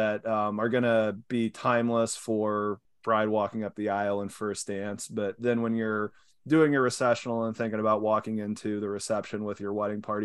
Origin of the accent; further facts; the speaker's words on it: Kansas, United States; moved away; I'm from Kansas and wife is from San Diego. So we grabbed some of the wheat grain from the family farm